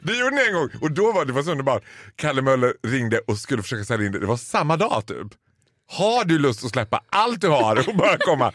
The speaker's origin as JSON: {"language": "Swedish", "town": "Borlänge", "region": "Dalarna County", "country": "Sweden", "tie": "born or raised there", "accent": "Dalmål", "moved": "yes", "said": "i mitt pass står det inte birthplace Falun, det står birthplace Stora Tuna."}